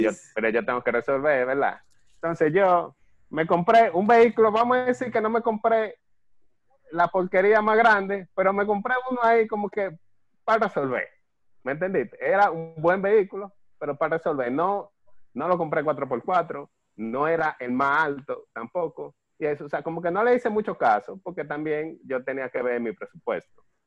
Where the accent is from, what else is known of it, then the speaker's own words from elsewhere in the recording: Dominican Republic; no solamente como católicos, sino también como dominicanos